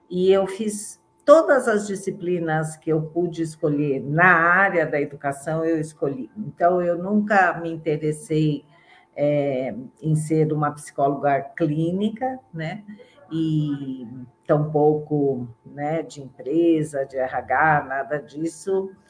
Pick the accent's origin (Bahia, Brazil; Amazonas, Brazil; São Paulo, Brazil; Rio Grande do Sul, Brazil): São Paulo, Brazil; born there; eu é, sou de família mineira, mas vivo em São Paulo, né? Nasci em São Paulo